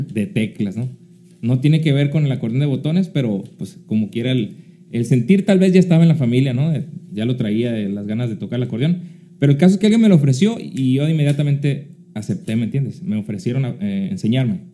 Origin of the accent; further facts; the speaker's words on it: Querobabi, Sonora, Mexico; moved away; also born or lived in Hermosillo, Sonora; La viví ahí, en Querobavi. Y yo digo, pues no, pues de ahí somos de Querobavi.